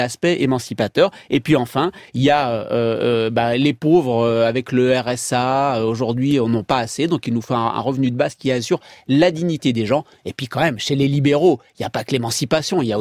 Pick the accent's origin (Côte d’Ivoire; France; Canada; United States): United States; born there; j'ai eu du bol parce que je suis né aux États-Unis.